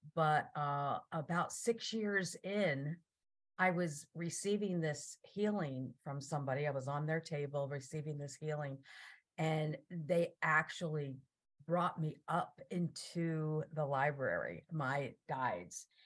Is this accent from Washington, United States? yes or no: no; New Jersey, United States; I grew up in New Jersey